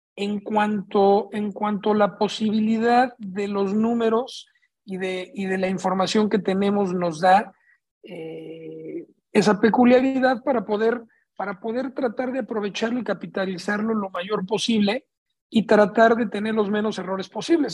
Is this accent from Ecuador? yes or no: no; Mexico City, Mexico; now in Tijuana, Mexico; Yo vengo de la Ciudad de México